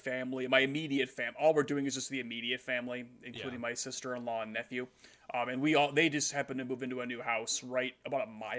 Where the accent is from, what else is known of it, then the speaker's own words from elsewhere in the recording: United States; as an American